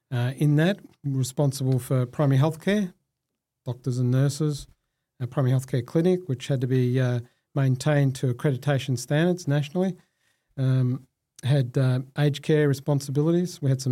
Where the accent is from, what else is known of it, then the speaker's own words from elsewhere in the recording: Australia; I'm a proud Muslim Australian.